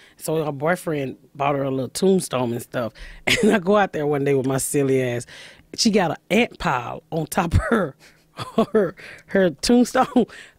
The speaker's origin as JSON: {"language": "English", "town": "Atlanta", "region": "Georgia", "country": "United States", "also_born_or_lived": "Indianapolis", "moved": "yes", "said": "No, I'm from Georgia. Atlanta."}